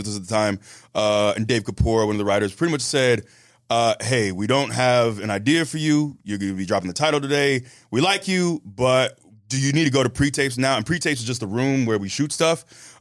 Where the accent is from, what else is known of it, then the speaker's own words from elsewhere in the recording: Tampa, Florida, United States; I'm from Tampa